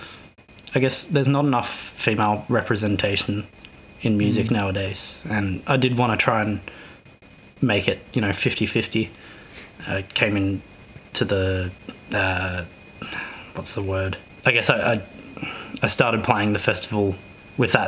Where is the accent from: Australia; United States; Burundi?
Australia; Shepparton, Victoria; moved away; I'm from Shepparton originally